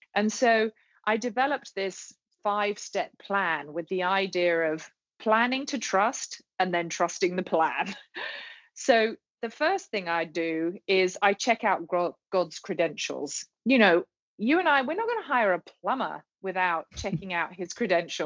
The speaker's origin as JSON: {"language": "English", "region": "England", "country": "United Kingdom", "moved": "as an adult", "lives_now": "Charlotte, United States", "said": "I'm a Brit"}